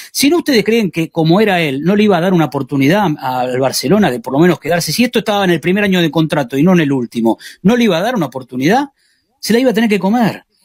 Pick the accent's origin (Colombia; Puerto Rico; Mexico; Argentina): Argentina; now in Spain; como argentinos